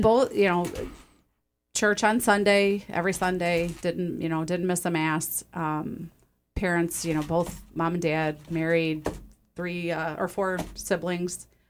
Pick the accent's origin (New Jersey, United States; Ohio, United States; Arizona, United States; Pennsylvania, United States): Ohio, United States; Toledo; I was born and raised in Toledo